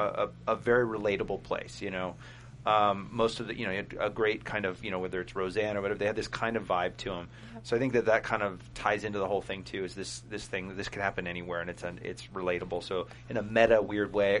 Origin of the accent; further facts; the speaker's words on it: Huntington Beach, California, United States; I'm from here, but like Huntington Beach down in Orange County